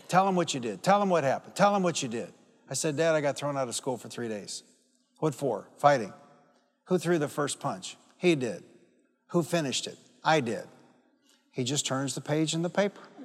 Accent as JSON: {"language": "English", "town": "Detroit", "region": "Michigan", "country": "United States", "tie": "born or raised there", "said": "I'm from Detroit. And I grew up fighting"}